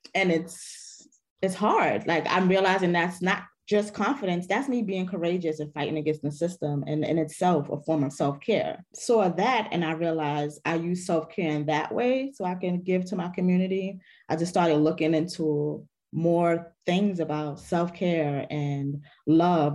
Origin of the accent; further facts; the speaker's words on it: New York City, New York, United States; I am from the Bronx